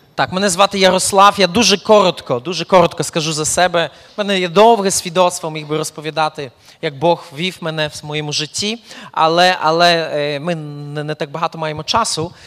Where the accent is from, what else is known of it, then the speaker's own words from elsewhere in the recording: eastern Poland, Poland; moved away as an adult; also born or lived in Belarus; now in Ukraine; я народився в Польщі, в східній Польщі, от, і пережив першу половину свого життя саме там